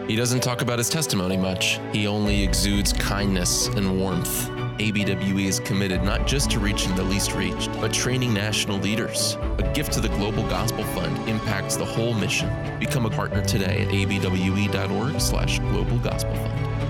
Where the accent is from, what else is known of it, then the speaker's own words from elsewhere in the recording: United States; as American evangelicals